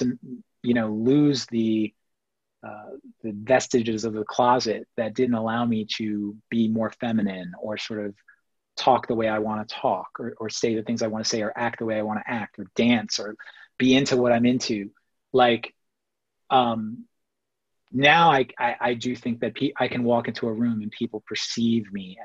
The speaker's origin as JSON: {"language": "English", "town": "New York City", "region": "New York", "country": "United States", "tie": "born or raised there", "also_born_or_lived": "Massapequa, Long Island", "said": "we grew up in Queens, and when I was growing up until we left Queens for, my parents moved to the suburbs in the late 80s to Long Island"}